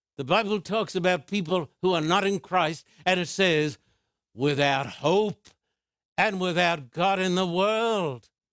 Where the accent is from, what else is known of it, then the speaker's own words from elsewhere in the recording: Australia; When I was a boy growing up in Australia, I was taken to church